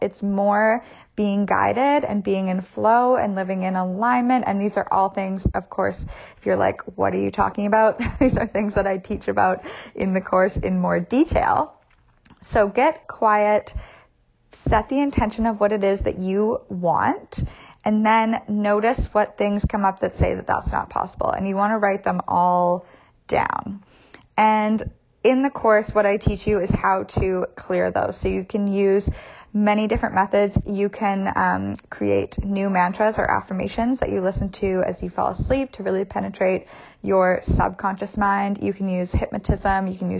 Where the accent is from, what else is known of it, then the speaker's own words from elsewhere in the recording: Canada; well, I can't do that because I'm Canadian.